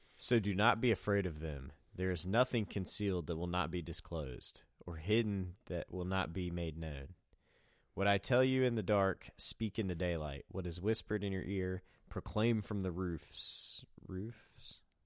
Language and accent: English; Southwest Virginia, United States; I'm in Southwest Virginia and from Southwest Virginia